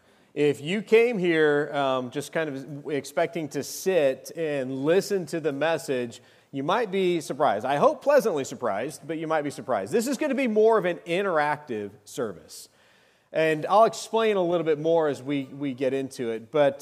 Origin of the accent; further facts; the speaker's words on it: Arizona, United States; I went back to my old stomping grounds. I grew up in Arizona.